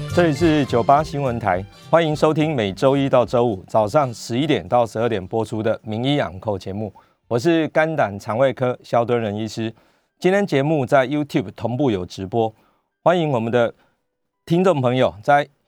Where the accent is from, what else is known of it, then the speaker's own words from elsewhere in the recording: Taiwan; 我们台湾人民众，我们都很乖的，都戴着口罩